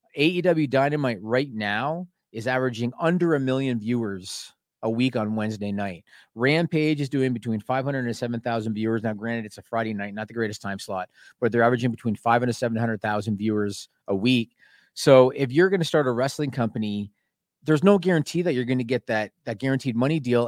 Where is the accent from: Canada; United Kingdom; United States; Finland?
Canada; I'm Canadian